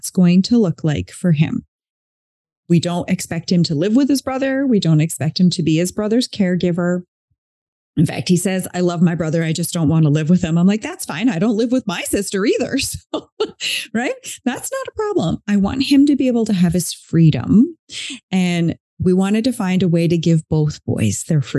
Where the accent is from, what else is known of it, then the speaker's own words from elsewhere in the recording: East Coast of Canada, Canada; moved away as an adult; now in West Coast of Canada, Canada; I'm not from where I live now. So I'm on the West Coast of Canada. I'm originally from the East Coast of Canada